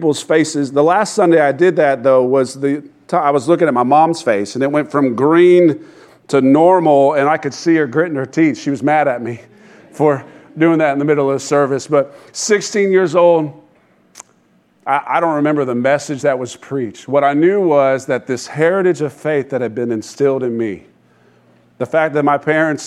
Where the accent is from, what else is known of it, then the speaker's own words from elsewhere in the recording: Sanford, Florida, United States; I was raised in Sanford, graduated from Seminole High School